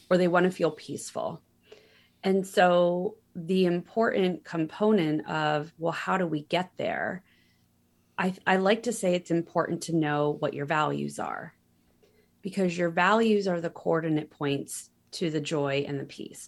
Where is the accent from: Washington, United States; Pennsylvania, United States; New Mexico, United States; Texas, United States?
Pennsylvania, United States; moved away as an adult; also born or lived in California; I had never lived fifty miles from where I was born in Pennsylvania